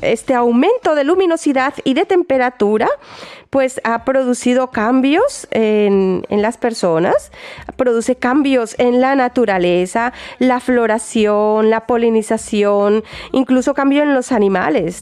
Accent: Barranquilla, Atlántico, Colombia; now in Germany; en esta tierra de donde yo vengo, Barranquilla concretamente, ciudad natal también de mi maravillosa mm, compatriota …

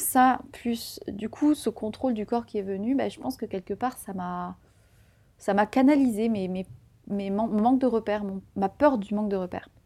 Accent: Tarn, Occitania, France; moved away as an adult; now in Paris, France; J'ai grandi dans le Tarn

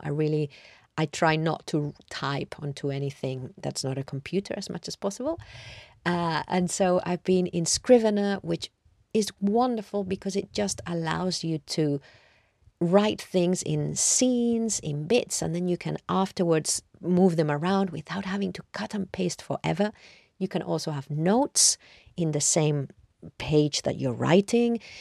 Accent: Madrid, Community of Madrid, Spain; moved away as an adult; now in London, United Kingdom; I grew up in Madrid and I've lived in London now for more than half my life

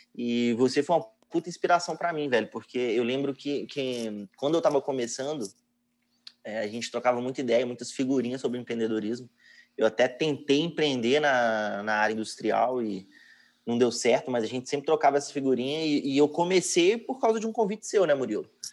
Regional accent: Betim, Minas Gerais, Brazil; Eu sou de Betim, Minas Gerais

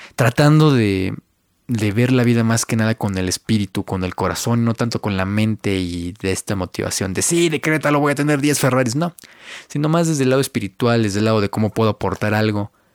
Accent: Mexico; Yo soy de México, yo vivo yo nací en México y ahorita estoy viviendo igual en México.

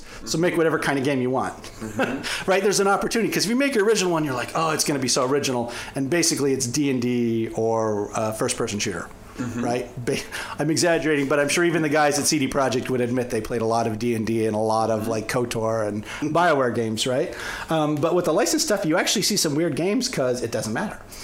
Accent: Canada; now in United States; I'm originally Canadian

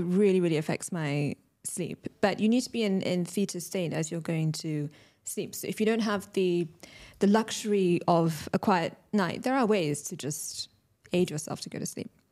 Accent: London, United Kingdom; moved away as an adult; now in Dubai, United Arab Emirates; I'm British Pakistani, born and raised in London, recently moved to Dubai last year

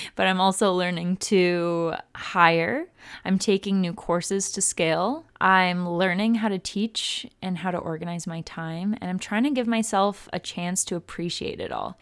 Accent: Vancouver, British Columbia, Canada; moved away as an adult; now in Cleveland, United States; I've moved back into my hometown, in a different country, into my parents' house

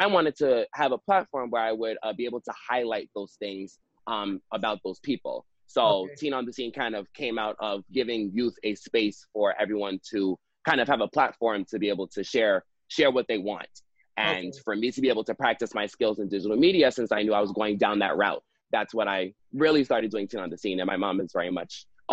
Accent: New York, United States; I was raised in New York

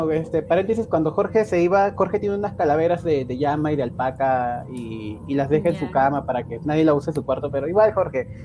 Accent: Peru; lo que hacíamos, como buenos peruanos, había que sobrevivir y hacíamos nuestras ollas comunes

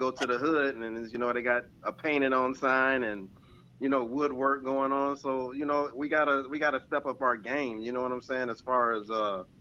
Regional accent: Cleveland, Ohio, United States; moved away as an adult; now in South Florida, United States; I'm originally from Cleveland, Ohio. I came down here in 2007

